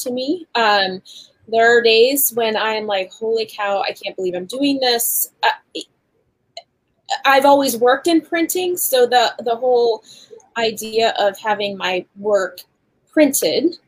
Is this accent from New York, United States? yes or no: yes; Western New York, United States; I'm from Western New York